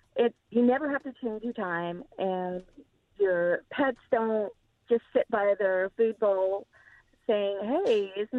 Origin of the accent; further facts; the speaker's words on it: Arizona, United States; now in Virginia, United States; I live in Virginia now, but I grew up in Arizona